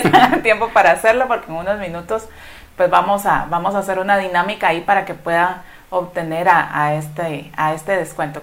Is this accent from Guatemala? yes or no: yes; Guatemala; como guatemaltecos nos recordemos que, cuáles son nuestras raíces